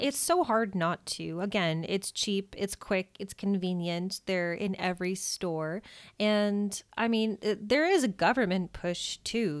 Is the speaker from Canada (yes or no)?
yes; Canada; as a Canadian